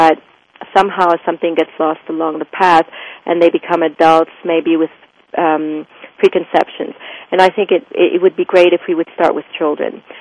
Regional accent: Lebanon; moved away; also born or lived in France / Switzerland; And growing up in Lebanon

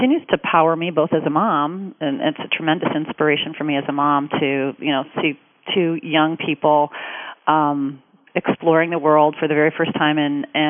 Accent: Detroit, Michigan, United States; Growing up in Detroit and being raised by, you know, two terrific parents

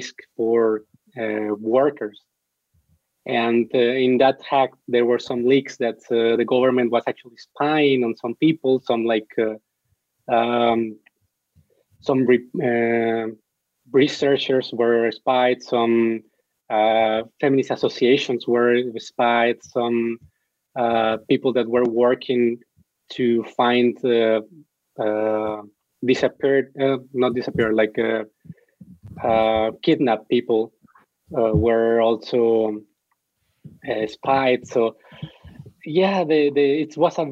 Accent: Mexico; I'm from Mexico

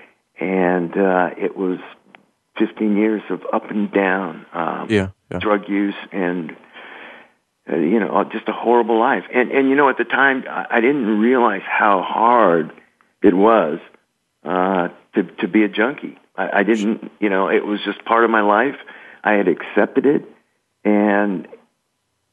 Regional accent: Los Angeles, California, United States; also born or lived in New Jersey; I'm from Los Angeles. I went back east to school.

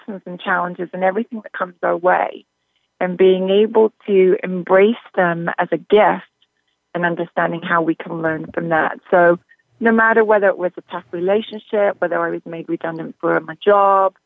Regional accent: Northern Ireland, United Kingdom; moved away as an adult; also born or lived in London; I'm originally from Northern Ireland. I was brought up very much a country girl.

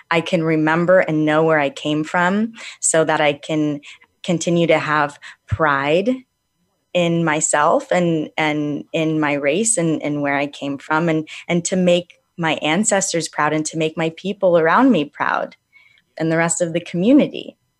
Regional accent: Calabasas, California, United States; I grew up in Calabasas

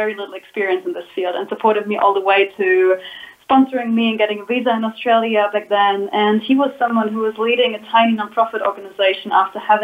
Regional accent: Germany; moved away as an adult; now in Guatemala; I was born in Germany and felt a call into the world at a very young age and basically left Germany when I was 19 or 20 years ago.

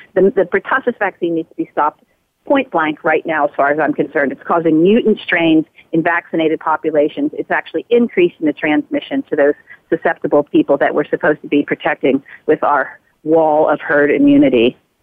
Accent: United States; as a person growing up in the United States

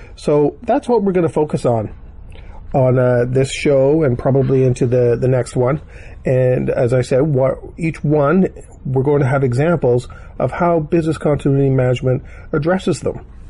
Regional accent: Canada; accent: Canadian; I'm Canadian because uh, the way I say Toronto

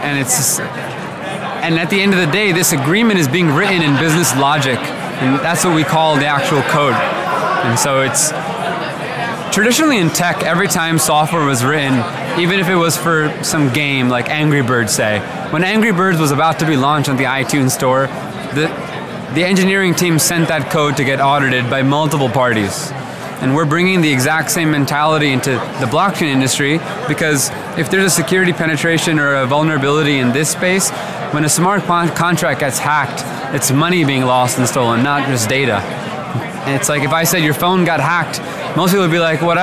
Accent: New Jersey, United States; moved away; I was born and raised in New Jersey

